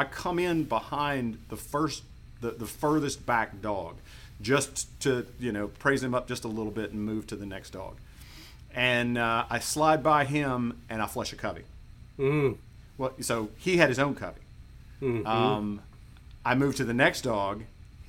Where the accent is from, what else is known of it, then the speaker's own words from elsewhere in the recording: Mississippi, United States; I grew up in Mississippi and we quail hunted here